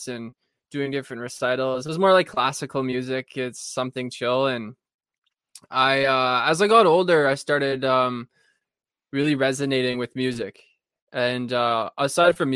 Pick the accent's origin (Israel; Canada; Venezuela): Canada; Thunder Bay, Ontario; I'm from Thunder Bay, Ontario